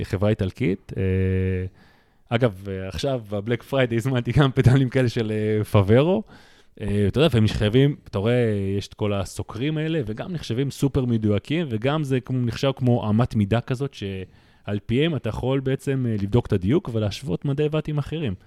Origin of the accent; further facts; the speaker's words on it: Russia; now in Israel; אני כרוסי